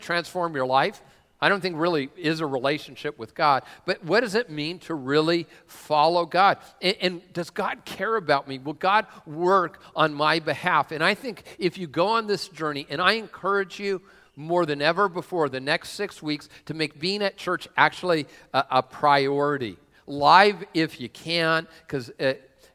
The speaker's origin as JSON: {"language": "English", "region": "Washington", "country": "United States", "also_born_or_lived": "San Diego", "said": "I'm from this area, which, well, I don't know if you can call Tacoma this area. No, but I am from this area"}